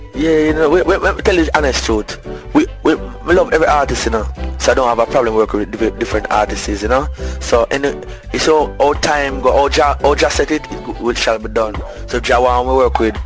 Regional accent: Clarendon, Jamaica; also born or lived in Kingston, Jamaica; So they moved to Clarendon when I was about age 5. You know what I mean? So I lived there from about 5 until the age of 12. I grew up like a country boy

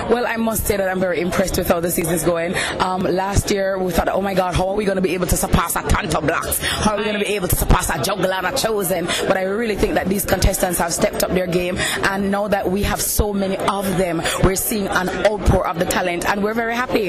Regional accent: August Town, Saint Andrew, Jamaica; I'm from Augustown

